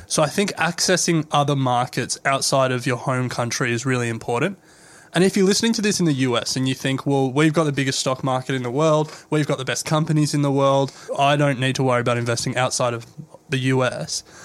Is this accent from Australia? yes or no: yes; Australia; we're Australian